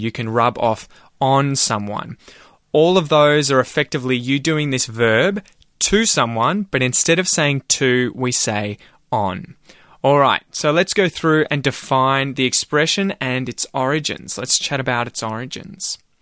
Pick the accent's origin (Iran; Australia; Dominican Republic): Australia; Ocean Grove, Victoria; also born or lived in North Melbourne; this house where I grew up back in Ocean Grove